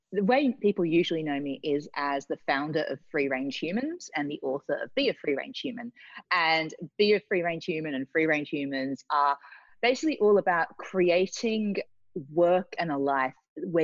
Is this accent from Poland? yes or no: no; Australia; moved away as an adult; now in London, United Kingdom; I came from Australia to London, went through the corporate world, was working for a big media company.